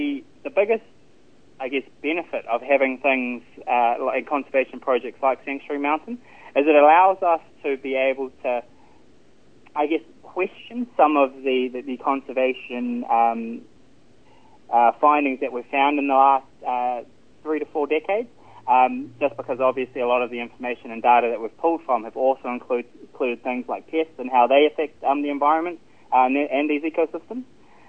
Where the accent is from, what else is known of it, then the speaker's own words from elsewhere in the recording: Parawera, Waikato, New Zealand; I grew up in Kihikihi. I have to tell people Kihikihi because no one knows where Parawera is when I tell them that I lived there growing up. But that's actually just at the base of the Maunga itself.